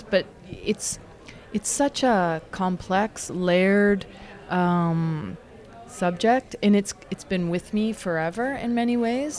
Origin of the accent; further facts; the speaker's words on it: Toronto, Ontario, Canada; also born or lived in Scarborough; I grew up in the East End of Toronto in the beach